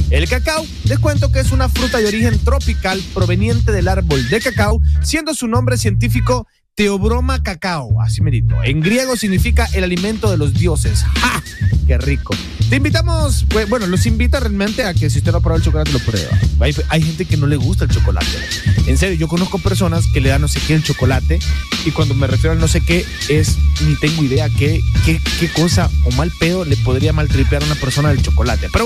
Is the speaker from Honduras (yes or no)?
yes; Honduras; Como catrachos.